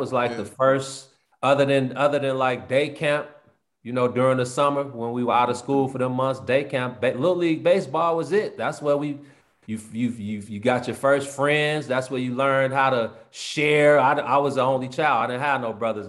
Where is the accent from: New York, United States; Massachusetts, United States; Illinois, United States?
Illinois, United States; Chicago; I was from Chicago